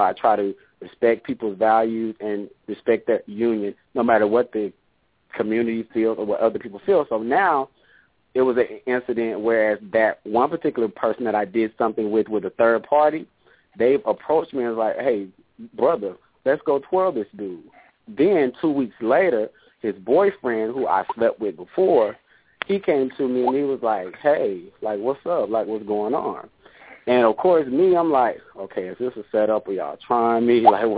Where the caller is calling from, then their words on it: Houston, Texas, United States; also born or lived in a rural town; I'm calling from Houston, Texas.